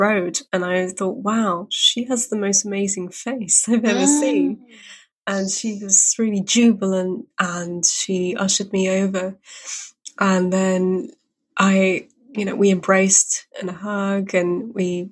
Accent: United Kingdom; I'm Brit

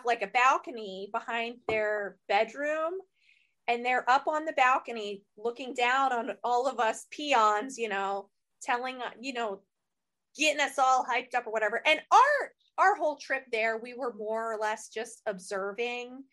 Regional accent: Ohio, United States; we're from Ohio. We're small town girls

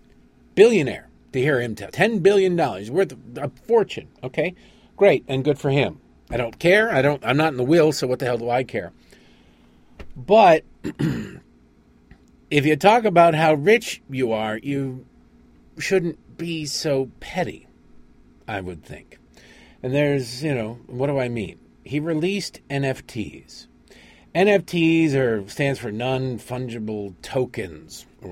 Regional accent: Detroit, Michigan, United States; and like growing up in Detroit, everybody had a girlfriend in Canada at one point or another.

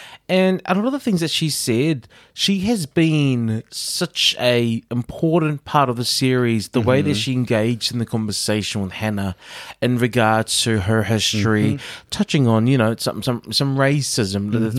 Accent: Auckland, New Zealand; I mean, we're both from South Auckland

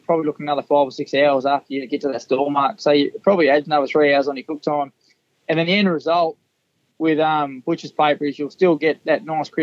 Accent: Hunter Valley, New South Wales, Australia; also born or lived in Newcastle, New South Wales / Mudgee, New South Wales; I grew up in the Hunter Valley

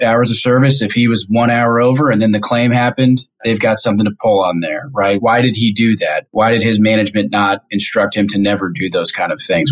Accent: Kansas City, Missouri, United States; moved away as an adult; now in Detroit, United States; I'm originally from Kansas City, born and raised.

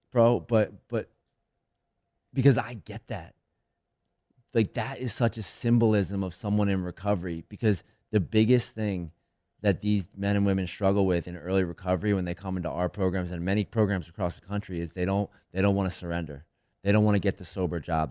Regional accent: right outside of Philadelphia, Pennsylvania, United States; I grew up right outside of Philly

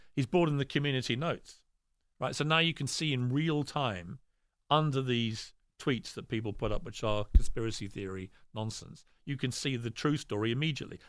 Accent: United Kingdom; I'm very British

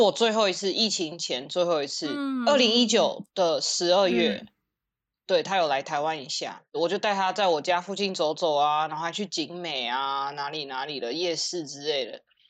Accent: United States; 我一直讲美国人，可是我不知道一般我因为美国人各种啊，我也是美国人，我是有护照的美国人，所以我要讲美国白人。

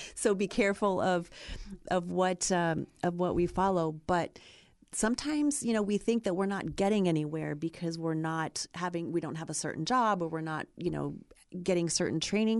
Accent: Ohio, United States; moved away as an adult; now in California, United States; I grew up in Ohio

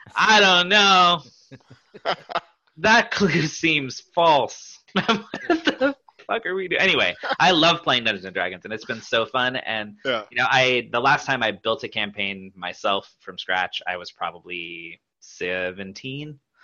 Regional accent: Pacific Northwest, United States; I grew up in the Pacific Northwest

